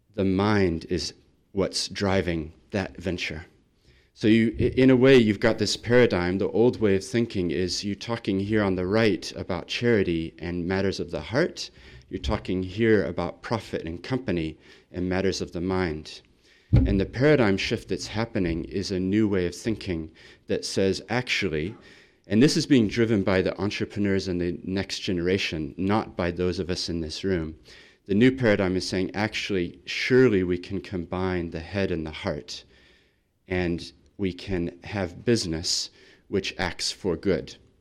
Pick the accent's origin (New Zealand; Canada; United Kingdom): New Zealand; Christchurch, Canterbury; also born or lived in Sydney, Australia; I come from Christchurch